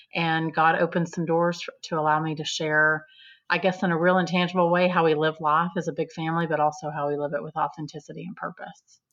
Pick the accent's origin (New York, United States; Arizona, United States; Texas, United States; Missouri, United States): Texas, United States; also born or lived in Austin, Texas; I'm a Texan